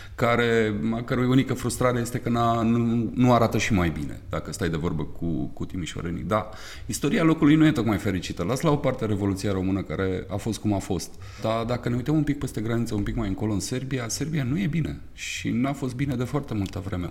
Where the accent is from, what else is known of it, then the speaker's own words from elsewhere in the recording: Bucharest, Romania; care sunt născut și crescut în București